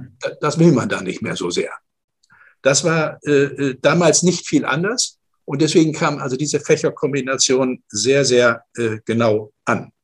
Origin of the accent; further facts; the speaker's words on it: Northern Germany, Germany; moved away as an adult; also born or lived in Stuttgart; Ich komme aus dem Norden äh, Deutschlands